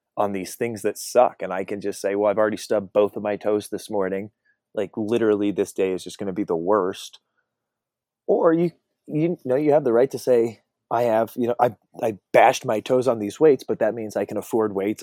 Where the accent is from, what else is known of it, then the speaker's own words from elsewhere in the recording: Colorado, United States; I grew up in Colorado